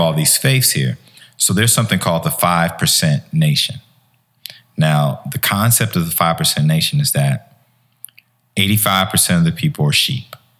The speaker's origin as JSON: {"language": "English", "town": "Chicago", "region": "Illinois", "country": "United States", "tie": "born or raised there", "also_born_or_lived": "Harvey, Illinois", "said": "I grew up in Chicago."}